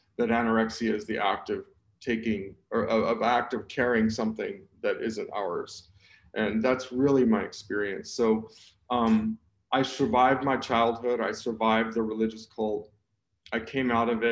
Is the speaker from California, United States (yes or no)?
yes; Southern California, United States; I was born in Southern California.